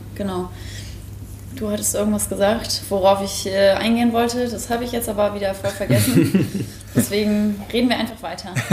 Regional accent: Mecklenburg-Vorpommern, Germany; moved away as an adult; now in Hamburg, Germany; ich komme aus MacPom vom Dorf

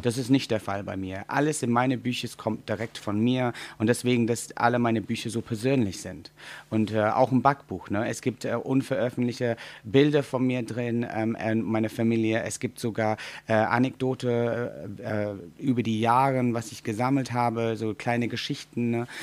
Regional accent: England, United Kingdom; German is a second language; moved away; Wir als Engländer

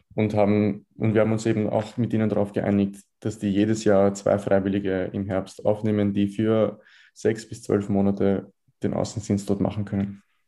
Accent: Vienna, Austria; in Wien geboren. Ich habe mein ganzes Leben in Wien verbracht, 19 Jahre alt.

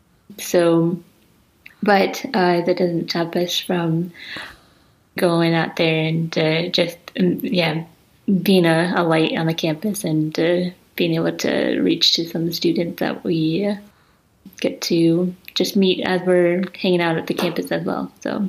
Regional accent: United States; moved away as an adult; now in Reykjavik, Iceland; I am living here in Iceland, in Reykjavik, and I'm from America. I grew up in America, but I moved to Iceland about 4 years ago, and I am also half Icelandic.

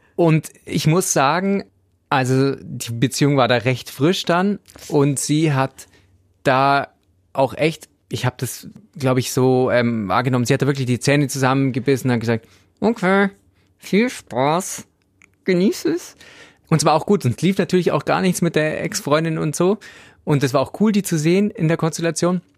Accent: Swabia, Germany; ich als Schwabe

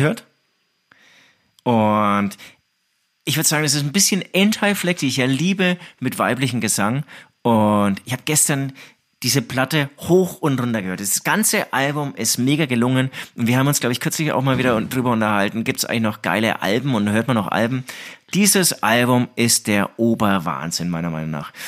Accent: Herzogenaurach, Bavaria, Germany; now in Munich, Germany; ich bin in Herzogenaurach aufgewachsen

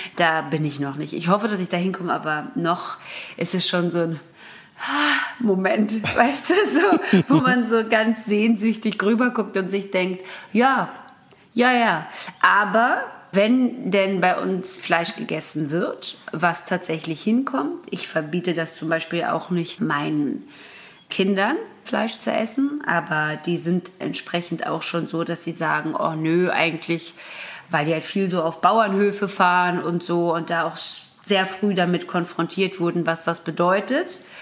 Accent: Göppingen, Baden-Württemberg, Germany; also born or lived in Karlsruhe / Ludwigsburg; Meine Heimatstadt, da bin ich groß geworden

